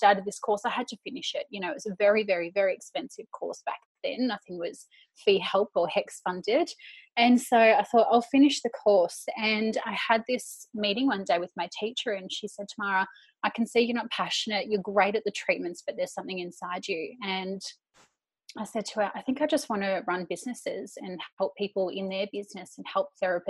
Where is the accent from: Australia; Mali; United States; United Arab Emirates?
Australia; Bayside Peninsula, Melbourne, Victoria; moved away as an adult; also born or lived in Sydney; I finished year 12 and I went and I moved straight into the city from the Bayside Peninsula